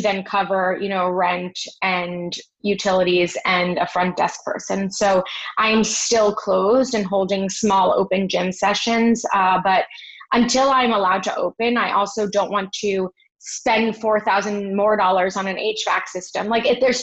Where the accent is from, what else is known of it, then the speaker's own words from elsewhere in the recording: Miami Beach, Florida, United States; now in New York, United States; I grew up in Miami Beach